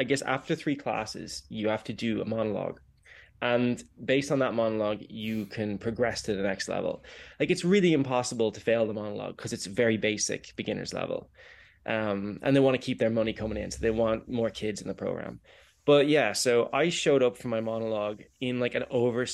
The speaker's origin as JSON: {"language": "English", "town": "Kilcoole", "region": "Leinster", "country": "Ireland", "tie": "born or raised there", "also_born_or_lived": "Greystones, Ireland", "said": "I grew up in Wicklow on the east coast of the tiny island. I grew up in Kilcool and then moved to Greystones."}